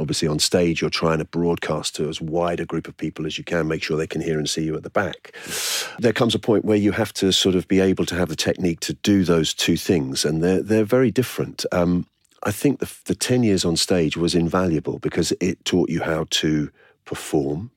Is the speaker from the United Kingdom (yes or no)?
yes; London, United Kingdom; I was born in Islington and grew up there